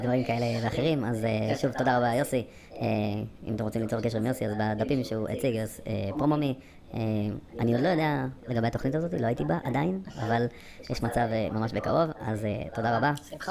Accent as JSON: {"language": "Hebrew", "region": "England", "country": "United Kingdom", "tie": "born or raised there", "moved": "yes", "lives_now": "Israel", "said": "אני גם גדלתי באנגליה"}